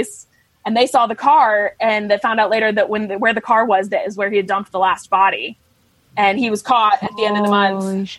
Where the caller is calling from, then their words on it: New York City, New York, United States; Oh, I'm calling from New York, New York City, from Manhattan.